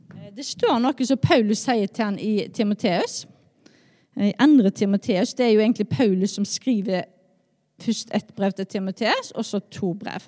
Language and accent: Norwegian; Skjold, Rogaland, Norway; jeg er oppvokst i Skjold